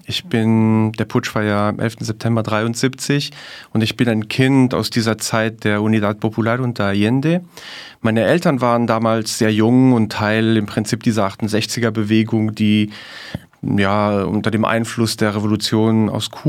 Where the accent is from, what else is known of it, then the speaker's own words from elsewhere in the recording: Luxembourg; ich mit meiner Mutter nach Luxemburg kam. Und daher bin ich in Europa aufgewachsen und äh, spreche jetzt auch Deutsch hier.